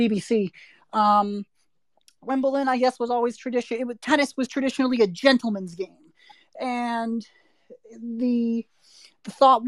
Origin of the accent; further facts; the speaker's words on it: Canada; up in Canada